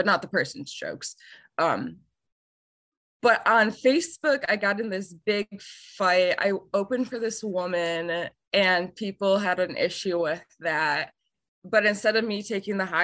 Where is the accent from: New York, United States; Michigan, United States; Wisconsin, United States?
Wisconsin, United States; moved away as an adult; also born or lived in Iowa / Denver; now in Seattle, United States; I'm from Wisconsin.